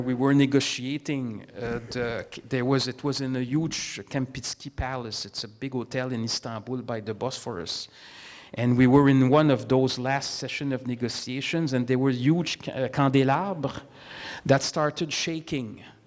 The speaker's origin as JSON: {"language": "English", "country": "Canada", "said": "as a Canadian diplomat"}